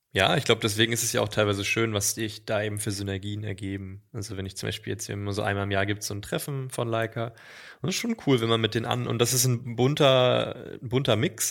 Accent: East Germany, Germany; moved away as an adult; Also ich bin im Osten geboren und 18 Jahre habe ich im Osten gelebt, natürlich nach der Wende.

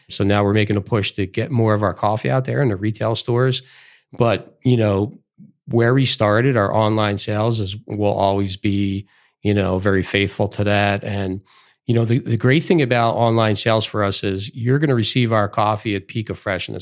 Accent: Philadelphia, Pennsylvania, United States; I grew up in Philadelphia

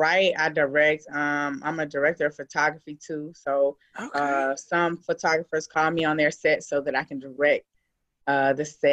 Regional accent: United States; I'm from Washington County.

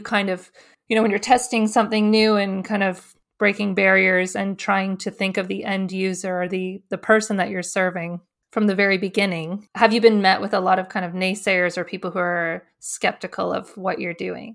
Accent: Canada; also born or lived in Australia; as a Canadian

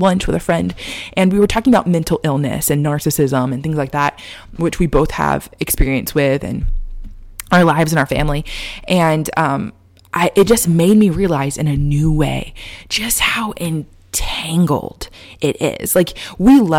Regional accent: Texas, United States; moved away; Growing up in Texas

